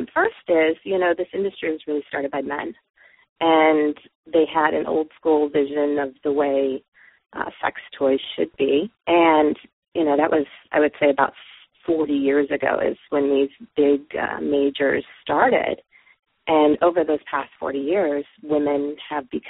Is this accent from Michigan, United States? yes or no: no; Los Angeles, California, United States; I'm from the San Fernando Valley, which in California, which is the heart of the sex toy industry